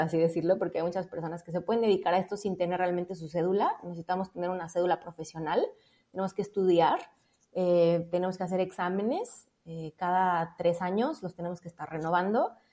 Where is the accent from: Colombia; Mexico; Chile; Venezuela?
Mexico; Puerto Vallarta, Jalisco; moved away; regresarme a mi ciudad de origen, que soy de, Puerto Vallarta